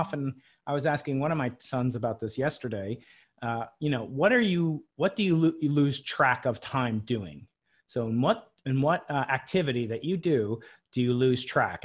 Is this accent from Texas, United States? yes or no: no; Long Island, New York, United States; I grew up outside New York City, uh, on Long Island, it's called.